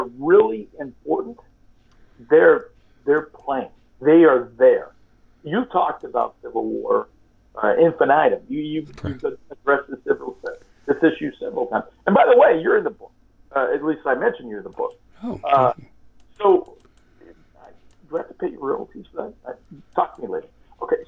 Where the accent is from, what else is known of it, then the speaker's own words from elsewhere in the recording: California, United States; I'm from California, and I'm Hispanic